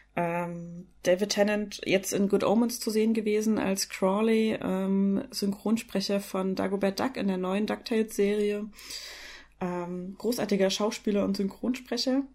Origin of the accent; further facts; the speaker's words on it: East Germany, Germany; ich bin halt in der DDR geboren